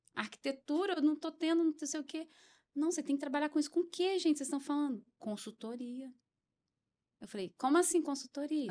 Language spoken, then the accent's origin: Portuguese; Brazil; eu cresci em José de Anchieta